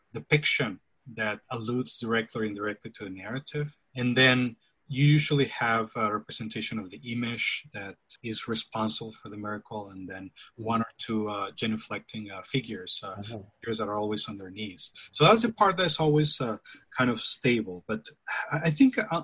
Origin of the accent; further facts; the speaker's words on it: Ciudad Juárez, Chihuahua, Mexico; I'm from Juarez, which is right across from El Paso